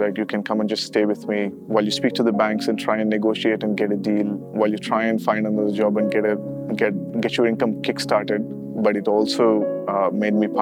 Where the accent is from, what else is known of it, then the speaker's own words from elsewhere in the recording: Chennai, Tamil Nadu, India; moved away as an adult; now in Dubai, United Arab Emirates; I'm originally from Chennai